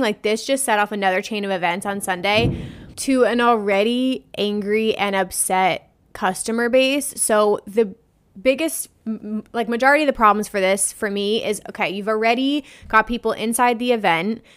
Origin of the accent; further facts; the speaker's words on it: New Jersey, United States; I'm from New Jersey. So, we don't have a lot of big electronic dance music events here.